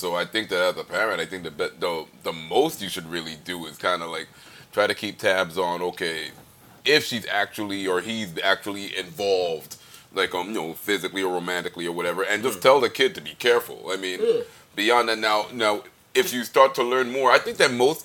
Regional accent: New York, United States; me growing up in New York

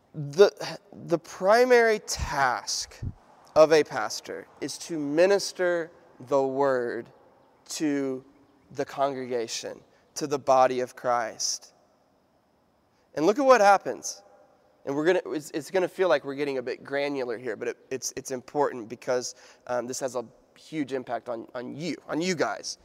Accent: United States; I'm an American

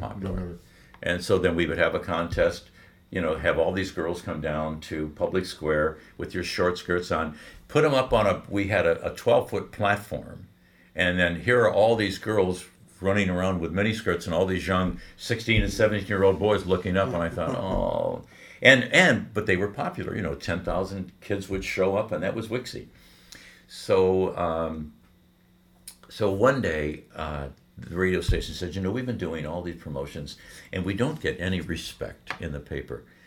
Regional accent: Detroit, Michigan, United States; We're both from Detroit

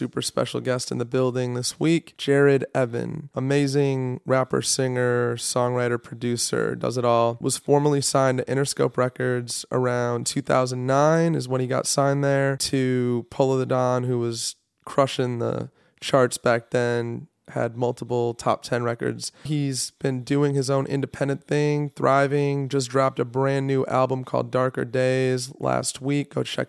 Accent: Detroit, Michigan, United States

